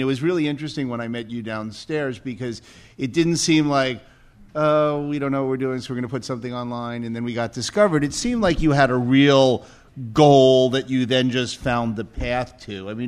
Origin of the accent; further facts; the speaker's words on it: North Carolina, United States; So I'm from North Carolina